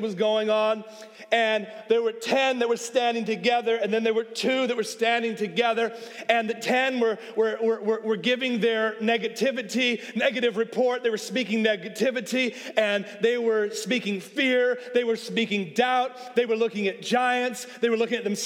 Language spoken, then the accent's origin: English; Oakland, California, United States; now in Atlanta, United States; I'm from Oakland